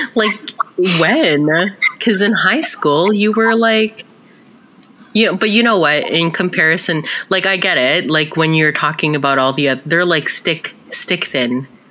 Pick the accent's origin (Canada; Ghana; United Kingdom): Canada; we're two sisters here to share our experiences as Canadian born Filipinas.